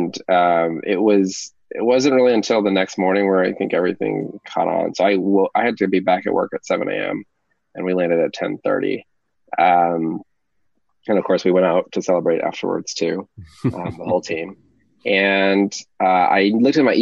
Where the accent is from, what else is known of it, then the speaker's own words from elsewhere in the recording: Oakland, California, United States; I grew up in the Bay Area